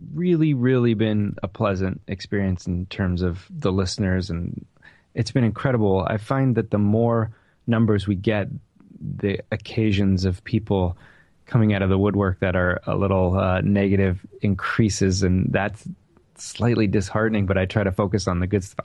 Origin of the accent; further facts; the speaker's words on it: Whittier, California, United States; the house that I grew up in in Whittier, California